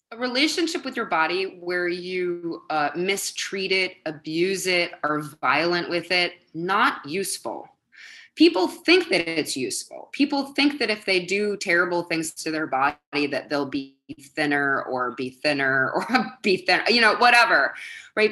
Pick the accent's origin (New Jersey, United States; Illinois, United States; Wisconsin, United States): Wisconsin, United States; Madison; moved away as an adult; now in New York City, United States; I grew up in Wisconsin where people were tall and blonde